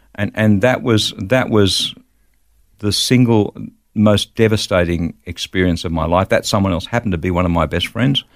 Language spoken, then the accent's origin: English; Wollongong, New South Wales, Australia; moved away as an adult; also born or lived in Bulli, New South Wales / Melbourne / Sydney; I grew up in the Gong, in Wollongong, and went to school there